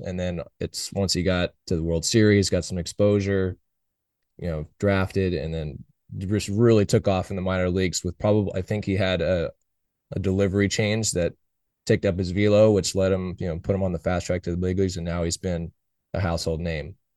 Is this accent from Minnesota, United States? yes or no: no; Oakland, California, United States; I was born and raised in Oakland